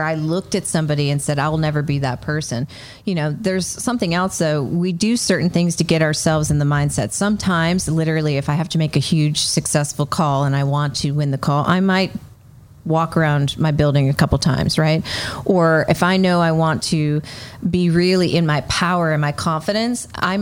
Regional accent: New England, United States; I'm from New England.

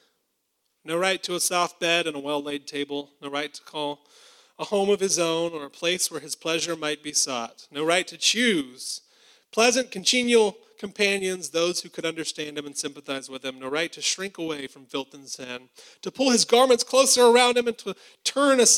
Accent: Alabama, United States; I'm from Alabama

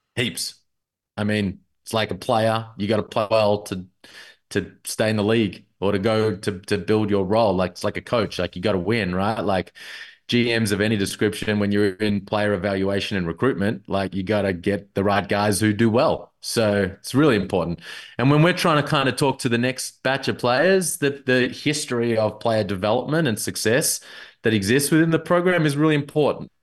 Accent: Melbourne, Victoria, Australia; I'm from Melbourne

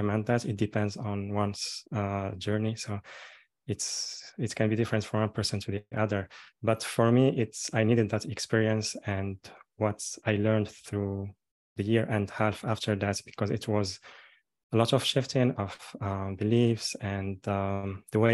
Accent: Morocco; I'm born and raised in Morocco, and I'm calling now from here.

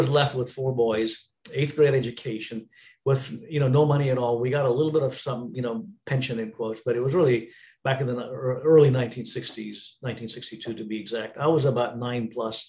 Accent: Bangalore, Karnataka, India; moved away as an adult; also born or lived in Hyderabad, India; born and raised in India, born in Hyderabad, India, and raised in Bangalore

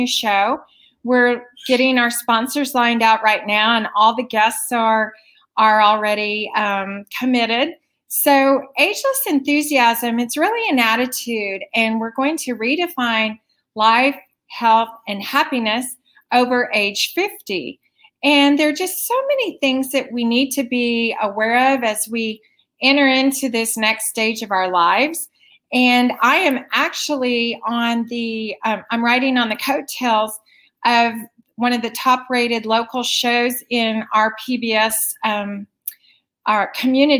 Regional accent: Wichita, Kansas, United States; from Wichita, Kansas, which is home to two of the largest privately owned Fortune 500 companies

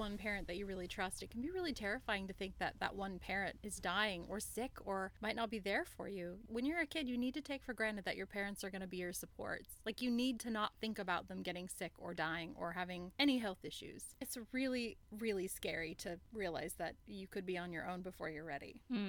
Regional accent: United States; moved away as an adult; now in Australia; young American travelers, that they just like, oh gosh, please don't note me. Even that I've, now that I've been in Australia for like, you know, almost 2 decades, I still sometimes, people go, oh, your accent, where are you from?

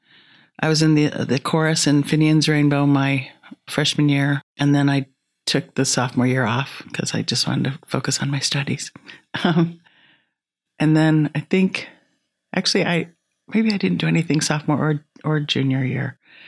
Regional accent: Omaha, Nebraska, United States

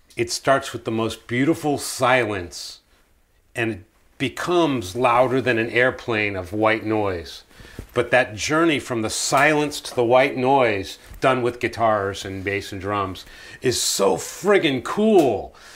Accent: United States; I grew up in America

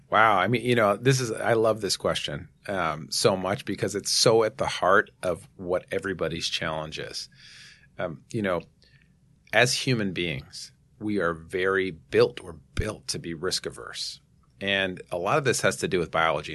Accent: New York City, New York, United States; I grew up in Manhattan here

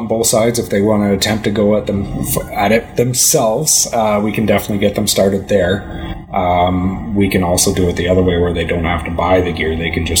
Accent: Chilliwack, British Columbia, Canada; I grew up in Chilliwack, actually. I was a farmer by trade down there.

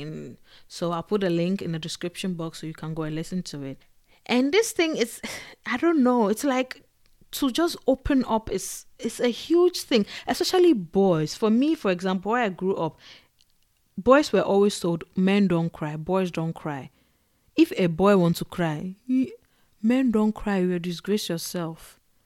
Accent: Ghana; moved away; also born or lived in Togo; growing up in Ghana and in Togo

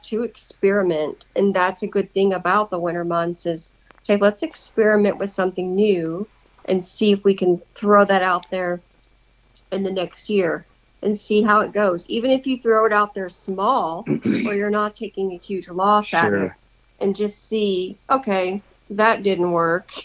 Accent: the South, United States; moved away; I'm from the South

